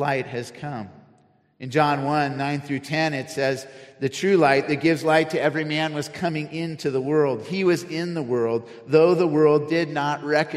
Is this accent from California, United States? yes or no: yes; Cupertino, California, United States; also born or lived in San Diego; I grew up in Cupertino near San Jose